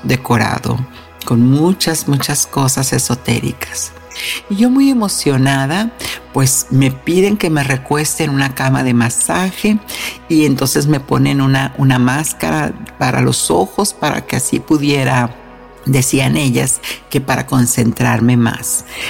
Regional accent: Mexico; moved away; en mi tierra natal, México

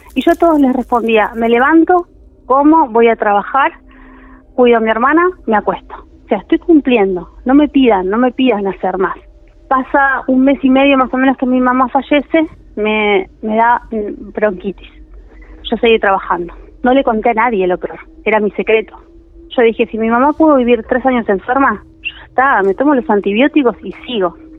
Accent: Tigre, Buenos Aires Province, Argentina; vivo en Tigre, toda mi vida viví en Tigre

